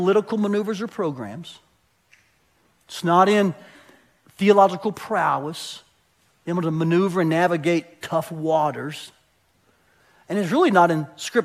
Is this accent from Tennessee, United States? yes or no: yes; Tennessee, United States; I grew up in Tennessee